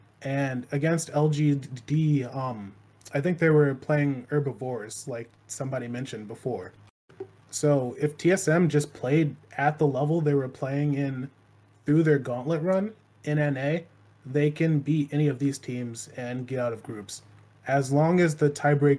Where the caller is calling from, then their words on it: Hartford, Connecticut, United States; Hartford, Connecticut.